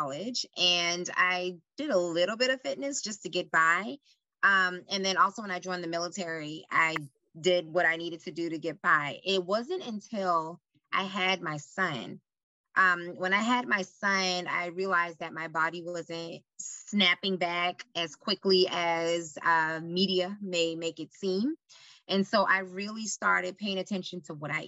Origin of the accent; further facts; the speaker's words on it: Charleston, South Carolina, United States; moved away as an adult; now in Charlotte, United States; I'm originally from Charleston, South Carolina, born and raised there